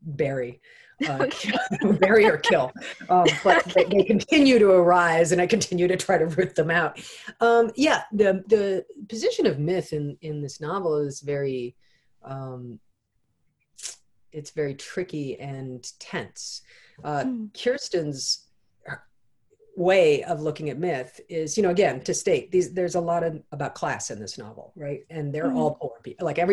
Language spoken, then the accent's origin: English; United States; as with many Americans, you know, I wasn't raised in our education system